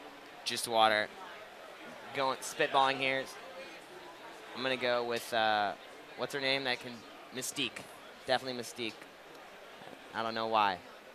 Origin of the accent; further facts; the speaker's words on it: Indiana, United States; I'm from Indiana, so we don't really have a native team.